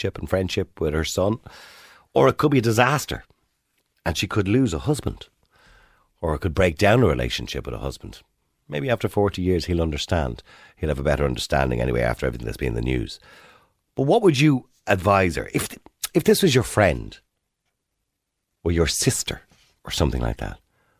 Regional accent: Dublin, Leinster, Ireland; I was born in St. Pat's Home on the Navan Road in 1963

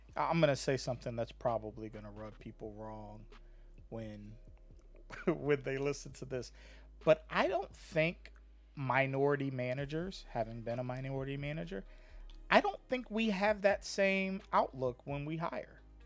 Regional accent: Hampton, Virginia, United States; I grew up in Hampton, it was black, white, and there was a mixture of like Asian ethnicity

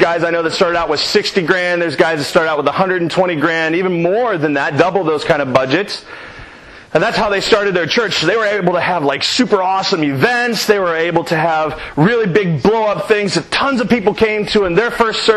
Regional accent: Reynoldsburg, Ohio, United States; that's my hometown, that's where I'm from, that's where I lived

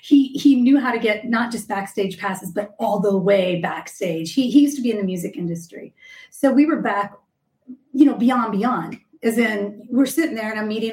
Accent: Austin, Texas, United States; I'm from Austin. I lived in Austin in the music scene for 10 years.

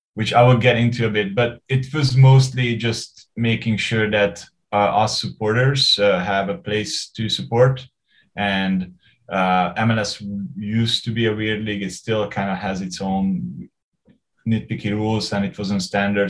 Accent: Hungary; moved away as an adult; now in Vancouver, Canada; I grew up in Hungary. I, I left when I was 28.

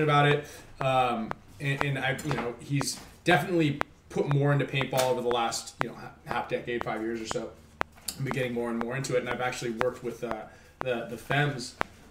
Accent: California, United States; I was from California.

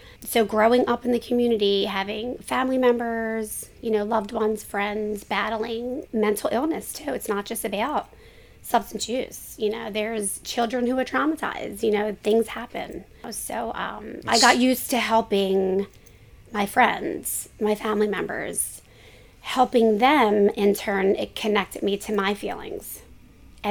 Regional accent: Philadelphia, Pennsylvania, United States; moved away as an adult; now in New Jersey, United States; born and raised in Kensington

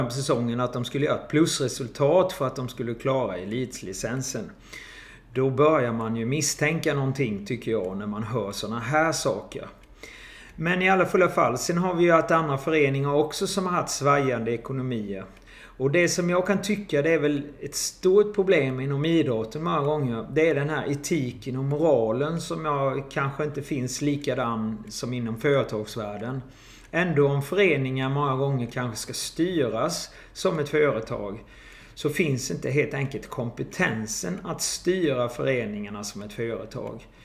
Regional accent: Jönköping, Jönköping County, Sweden; now in Kristianstad, Sweden; Jag kom eh, ifrån Jönköping eh, och skulle flytta med min sambo helt enkelt.

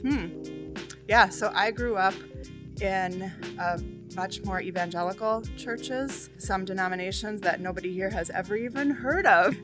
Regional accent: New Hope, Minnesota, United States; I grew up in New Hope, which is, like, kind of on the border of, like, Golden Valley

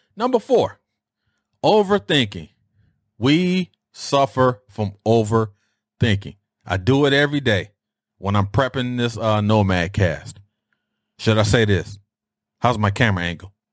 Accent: Detroit, Michigan, United States; how we used to dress growing up in Detroit

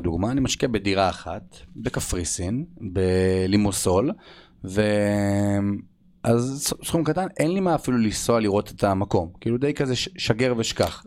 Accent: Israel; אנחנו בתור ישראלים

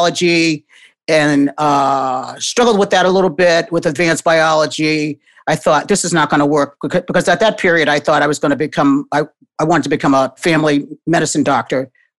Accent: New Haven, Connecticut, United States; now in Boston, United States; I grew up in New Haven, Connecticut, and was the only child of my parents

